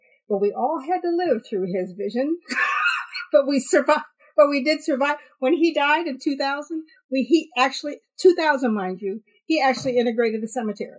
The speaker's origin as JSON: {"language": "English", "town": "Maslin", "region": "Ohio", "country": "United States", "tie": "born or raised there", "said": "Maslin, Ohio."}